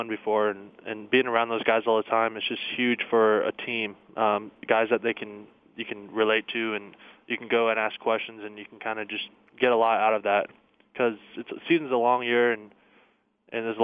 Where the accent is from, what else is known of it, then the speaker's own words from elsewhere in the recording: the Northwest, Pacific Northwest, United States; moved away as an adult; now in Arizona, United States; I grew up in the Northwest, so just anything out in the trees.